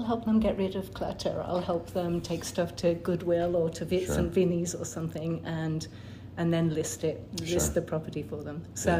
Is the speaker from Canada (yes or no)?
no; United Kingdom; now in Middleton, United States; Grew up in the UK. The accent usually gives it away.